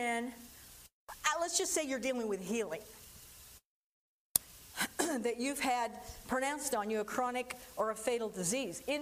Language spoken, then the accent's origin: English; California, United States; I grew up in California